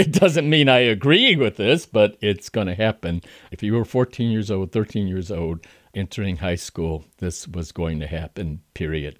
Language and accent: English; Chicago, Illinois, United States; I am from Chicago, uh, several generations.